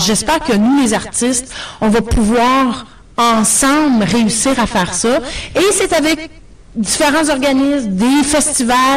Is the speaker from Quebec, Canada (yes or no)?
no; Ontario, Canada; accent: Franco-Ontarian; now in Toronto, Canada; j'ai un accent franco-ontarien